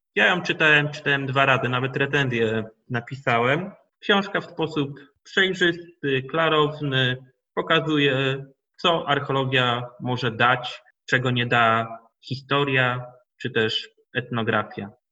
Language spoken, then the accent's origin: Polish; Chojnice, Pomeranian Voivodeship, Poland; się urodziłem w Chojnikach, w Chojnikach się wychowałem